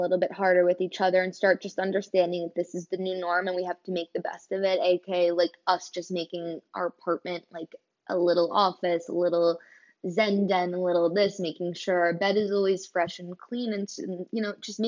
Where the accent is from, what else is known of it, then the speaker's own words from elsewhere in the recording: Kobe Bryant's hometown, Pennsylvania, United States; Kobe Bryant grew up in my hometown.